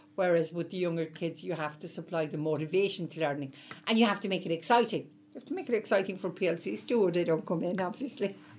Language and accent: English; Cork, Munster, Ireland; moved away as an adult; now in Dublin, Ireland; You can gather from the accent. I'm originally from the south. Um, I'm from Cork, and uh, I went to UCC.